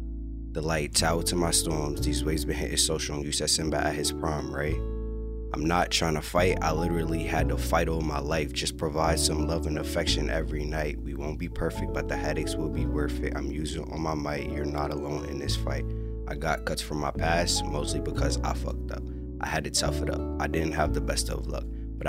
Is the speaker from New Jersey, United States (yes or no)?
no; New York City, New York, United States; now in Los Angeles, United States; I'm from New York City, Queensbridge to be exact, and how I made it to LA was through this amazing female.